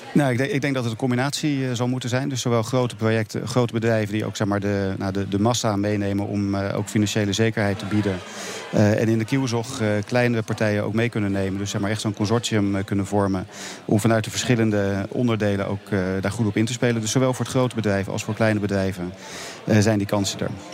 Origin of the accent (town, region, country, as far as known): Netherlands